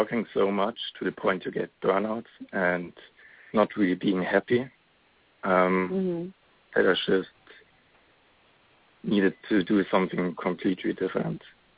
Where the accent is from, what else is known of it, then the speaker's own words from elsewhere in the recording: Germany; moved away as an adult; also born or lived in Canada; now in Los Angeles, United States; I'm originally from Germany, and I spent just a year in Canada